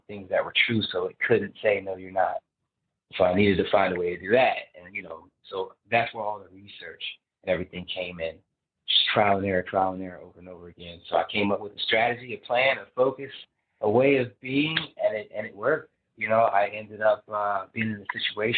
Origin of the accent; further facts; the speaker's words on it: New Jersey, United States; I'm from Jersey